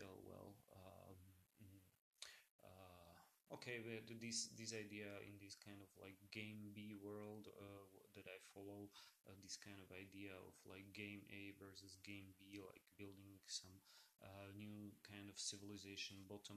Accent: Slovakia; I come from Slovakia. It's also a small country.

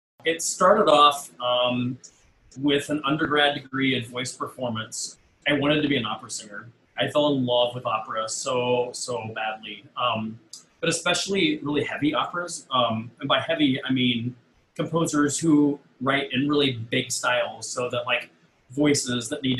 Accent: Emporia, Kansas, United States; also born or lived in Charlotte, North Carolina; now in Twin Cities, United States; I grew up in Emporia, Kansas

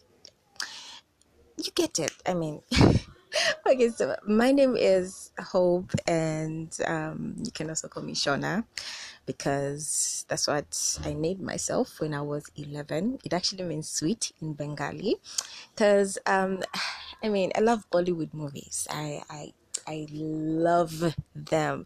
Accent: Zambia; I'm from Zambia, and I am 20-something years old.

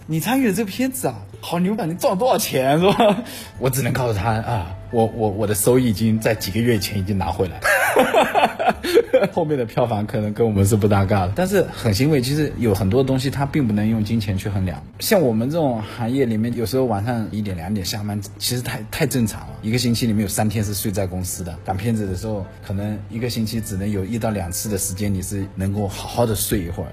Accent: China; 我们中国人

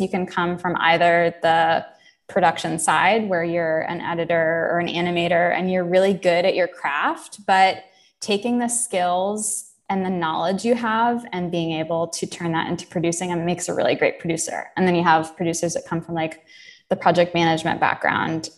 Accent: Jacksonville, Florida, United States; moved away as an adult; also born or lived in upstate New York; originally I am from Jacksonville, Florida. So uh, grew up in the South

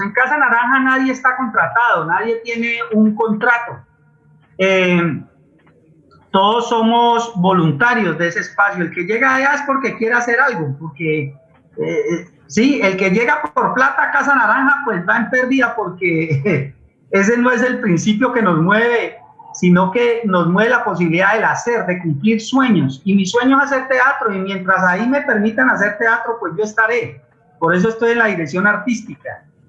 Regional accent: Cali, Valle del Cauca, Colombia; yo soy un niño de Siloé

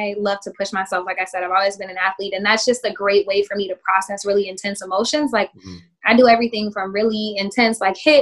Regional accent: Oklahoma, United States; growing up in Oklahoma, because I'm from there also, being in the Bible Belt

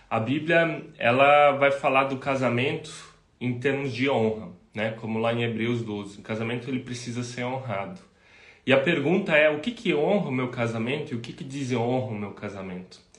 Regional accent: Rio dos Cedros, Santa Catarina, Brazil; nós somos aqui do sul do Brasil, de Santa Catarina, uma cidadezinha chamada Rio dos Cedros, é do lado de Blumenau, talvez muitos não conheçam ainda.

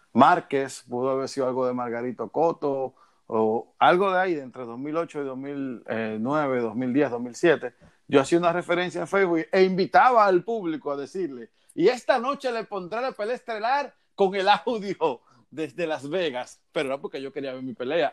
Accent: Dominican Republic; yo como todo dominicano

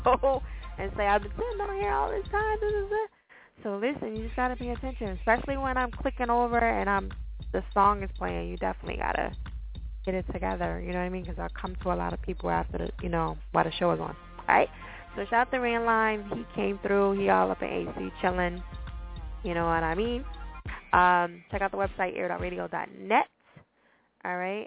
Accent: New Jersey, United States; I'm from Jersey. People don't know that, but I'm from Jersey

